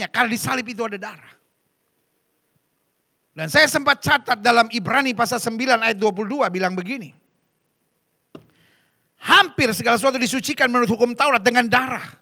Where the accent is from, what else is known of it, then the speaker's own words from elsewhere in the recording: Medan, North Sumatra, Indonesia; Aku anak Medan ini. Ya kan? Apakah Medan beranak? Bukan. Berarti aku berasal dari Medan.